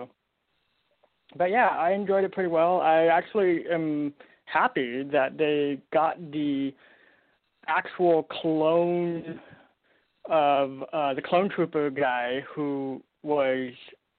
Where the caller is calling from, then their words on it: Portland, Oregon, United States; I'm calling from Portland, Oregon.